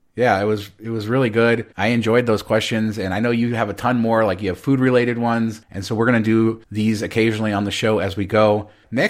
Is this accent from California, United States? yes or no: no; Las Vegas, Nevada, United States; I grew up near the Orleans and I was there when it was built